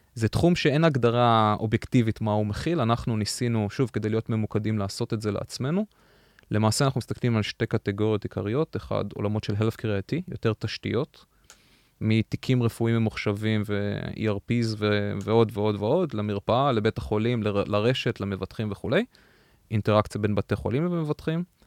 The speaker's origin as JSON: {"language": "Hebrew", "country": "Israel", "moved": "as an adult", "lives_now": "United States", "said": "לנו כישראלים"}